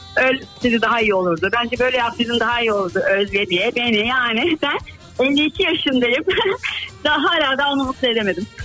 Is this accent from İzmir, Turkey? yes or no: yes; İzmir, Turkey; Ben İzmir Karşıyaka